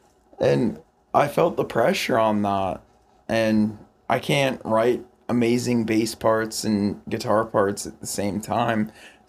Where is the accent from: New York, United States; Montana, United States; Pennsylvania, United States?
Montana, United States; now in Tacoma, United States; I'm from Montana. I'm not gonna lock my doors. That I live in Tacoma, I lock everything.